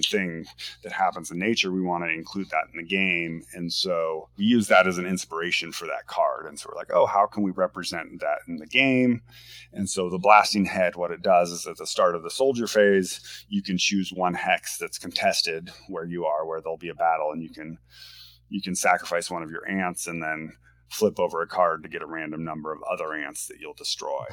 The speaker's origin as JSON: {"language": "English", "region": "Washington", "country": "United States", "tie": "born or raised there", "moved": "yes", "lives_now": "Portland, United States", "said": "I'm from the Northwest. I was uh, born and raised in Washington State"}